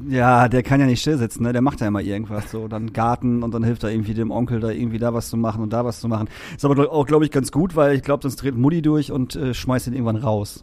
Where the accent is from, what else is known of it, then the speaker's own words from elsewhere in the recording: Emsbüren, Lower Saxony, Germany; also born or lived in Emsdetten; now in Hamburg, Germany; wir haben erst in Emstetten gewohnt, meine Eltern und ich, und sind dann irgendwann nach Emsbüren gezogen